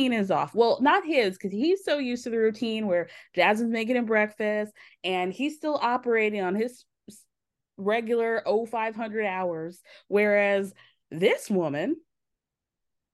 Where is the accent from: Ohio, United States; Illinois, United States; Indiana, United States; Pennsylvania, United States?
Illinois, United States; I was born in Illinois